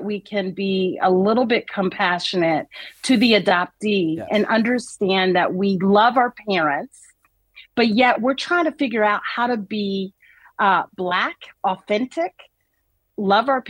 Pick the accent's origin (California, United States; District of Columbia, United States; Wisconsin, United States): District of Columbia, United States; Washington; I grew up in Washington, D.C., I was living in a bubble with my family.